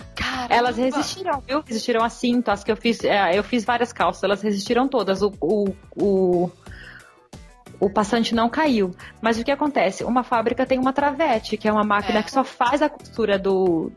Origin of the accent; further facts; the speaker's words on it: Brazil; moved away as an adult; also born or lived in New Zealand; Eu saí do Brasil só com roupa de verão